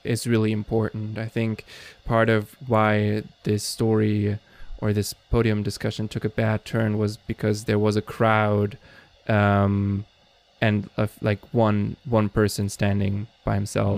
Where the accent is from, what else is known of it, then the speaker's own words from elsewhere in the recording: Germany; I'm from Germany